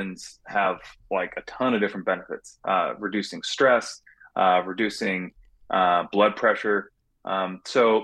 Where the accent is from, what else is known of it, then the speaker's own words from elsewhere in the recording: California, United States; now in Phoenix, United States; I was born and raised in California, and I live here now in Phoenix